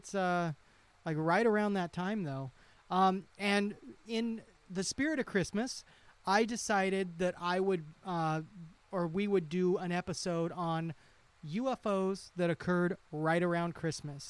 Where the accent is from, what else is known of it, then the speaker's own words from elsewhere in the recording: Idaho, United States; now in Tennessee, United States; I'm from Idaho